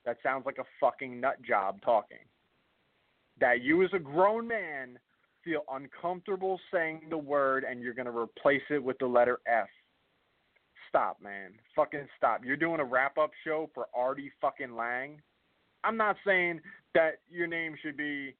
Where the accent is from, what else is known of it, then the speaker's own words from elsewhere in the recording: New Jersey, United States; I'm from Jersey